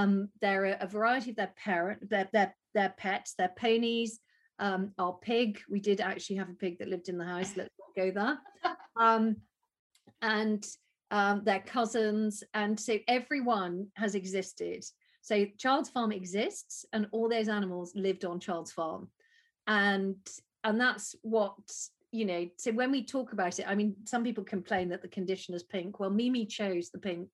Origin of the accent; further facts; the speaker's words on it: United Kingdom; we're British